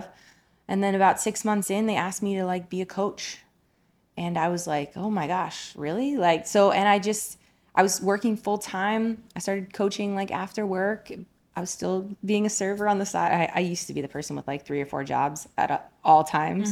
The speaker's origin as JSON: {"language": "English", "region": "Colorado", "country": "United States", "tie": "born or raised there", "also_born_or_lived": "New Jersey", "said": "I was born in New Jersey. I have a Jersey girl at heart, but, uh, we moved to Colorado when I was ten years old."}